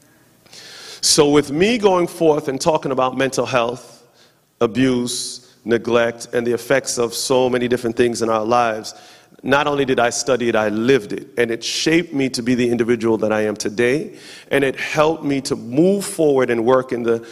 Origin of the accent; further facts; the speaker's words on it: New York, United States; now in Charlotte, United States; I am from New York, but currently residing in Charlotte, North Carolina.